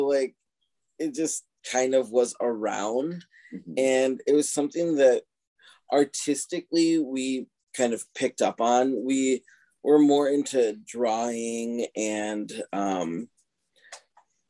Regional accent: Rochester, Minnesota, United States; growing up where we did and the way we did

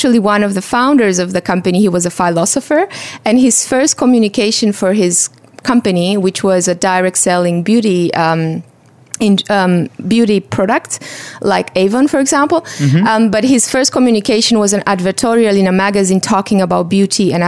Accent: Romania; moved away as an adult; also born or lived in Vienna / Germany / Brazil; I'm originally from Romania, and I was part of that generation that grew up immediately after the fall of communism

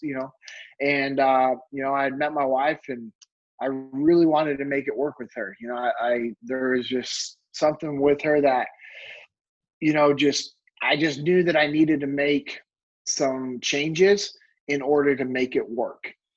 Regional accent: Sacramento, California, United States; moved away as an adult; also born or lived in North Mississippi; now in Dallas Fort Worth, United States; I'm born and raised in California. I uh, grew up in Sacramento

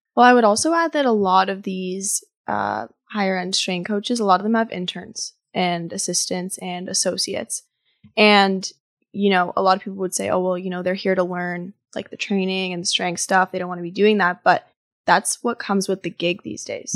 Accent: Ottawa, Ontario, Canada; moved away as an adult; also born or lived in Toronto; I was raised in Ottawa, but moved to Toronto to study interior design as undergrad

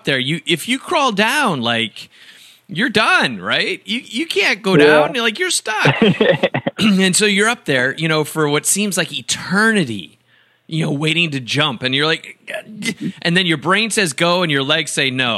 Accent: Wisconsin, United States; I grew up in Wisconsin

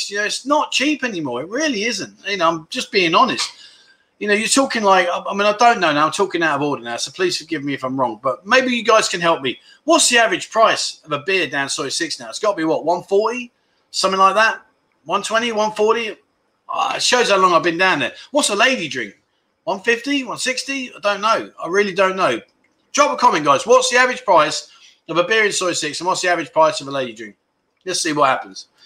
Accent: Melbourne, Victoria, Australia; I'm from Melbourne, the nanny steak.

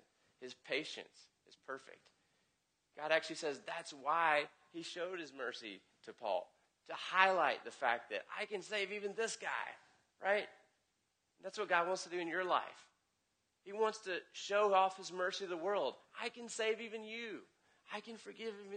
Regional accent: the South, United States; I'm from the South

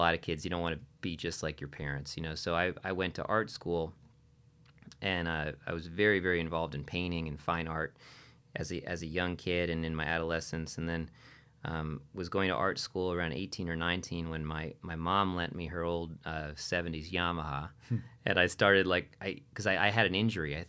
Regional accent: Wilton, Connecticut, United States; also born or lived in Nashville, Tennessee / Stonington, Connecticut; I grew up in New England. I was born in a little town called Wilton, Connecticut.

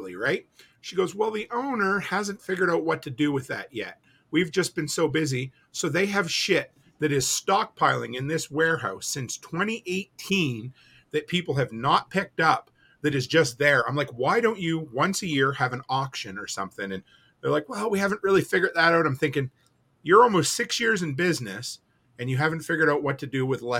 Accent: Canada; I'm Canadian

